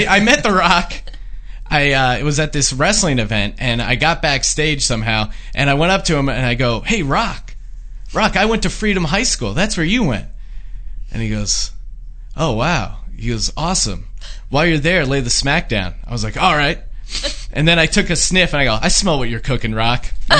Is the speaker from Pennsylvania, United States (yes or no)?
yes; Allentown, Pennsylvania, United States; moved away; I'm from the Allentown area.